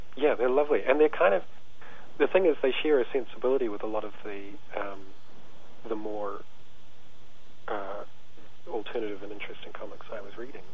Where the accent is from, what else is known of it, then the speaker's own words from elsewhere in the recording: New Zealand; growing up in New Zealand